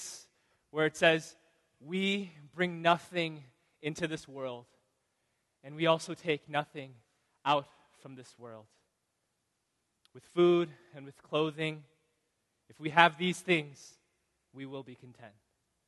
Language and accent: English; Chicago, Illinois, United States; moved away; I'm from Chicago